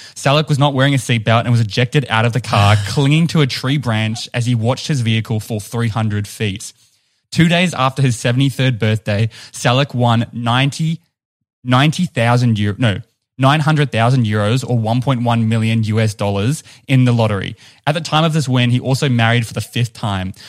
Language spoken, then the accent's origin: English; New Zealand; accent: New Zealand; it's my New Zealand accent